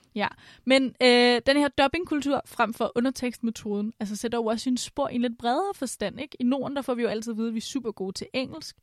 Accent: Vestegnen, Capital Region of Denmark, Denmark; jeg er fra Vestegnen

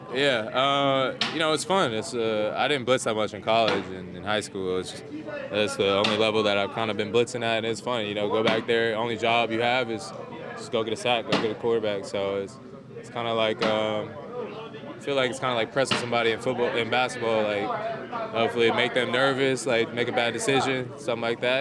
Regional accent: Georgia, United States; moved away as an adult; also born or lived in Notre Dame, Indiana; I'm from Georgia, so I'm not really used to the cold weather stuff.

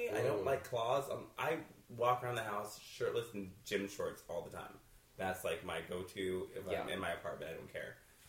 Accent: the South, United States; I am from the South

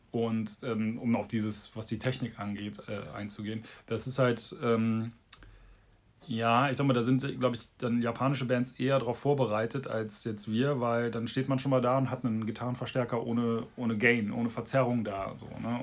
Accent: Bonn, North Rhine-Westphalia, Germany; Bonn, meine Heimatstadt

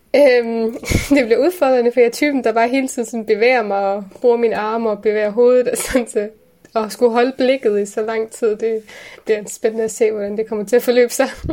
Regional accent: Aarhus, Central Denmark Region, Denmark; also born or lived in Aalborg; vi er jo opvokset i Gellerupparken.

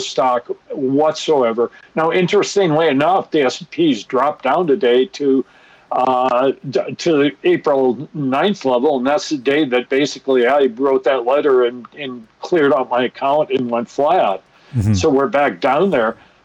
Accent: Minnesota, United States; accent: Minnesota; my Minnesota accent

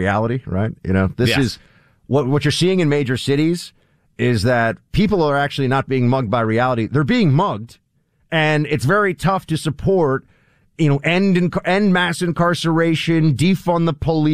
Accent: New York, United States; I'm a New Yorker

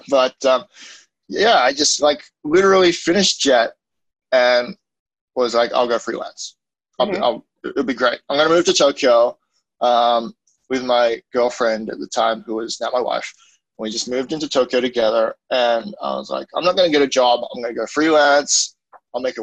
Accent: Australia; moved away as an adult; also born or lived in Hong Kong / Kanazawa, Japan; now in Japan; I'm Australian. I grew up there

